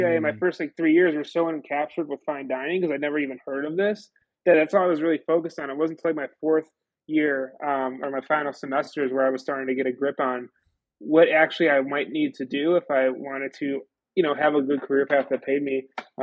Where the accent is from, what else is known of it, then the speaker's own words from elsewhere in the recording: Buffalo, New York, United States; I'm from Buffalo, New York